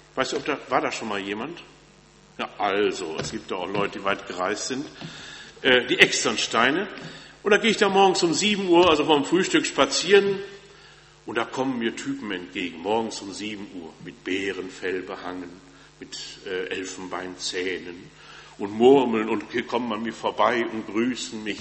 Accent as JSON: {"language": "German", "region": "North Rhine-Westphalia", "country": "Germany", "tie": "born or raised there", "moved": "yes", "said": "Ich komme ja aus Westfalen und wenn man in Westfalen in kirchlichen Kreisen groß wird, dann kennt man Bethel"}